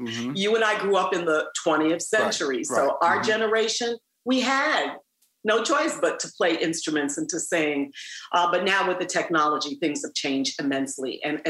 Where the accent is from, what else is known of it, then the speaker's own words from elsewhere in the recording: Manhattan, New York, United States; I remember when I was growing up in Manhattan, in Harlem and Washington Heights, we had to take band.